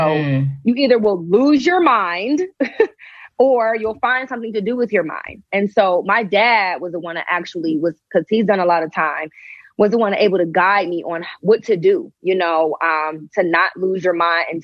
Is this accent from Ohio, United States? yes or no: yes; Shaker Heights, Ohio, United States; moved away as an adult; also born or lived in Atlanta; I'm from Shaker as well. So he was going to school there when I was going to school there.